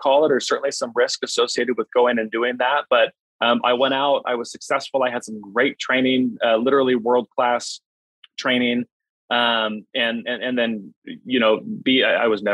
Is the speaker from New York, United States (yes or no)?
no; Phoenix, Arizona, United States; I live in Phoenix now. I grew up in Phoenix.